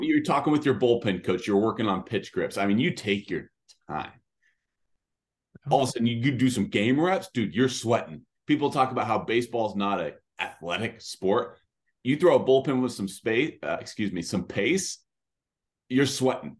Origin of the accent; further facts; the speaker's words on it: California, United States; I'm a California kid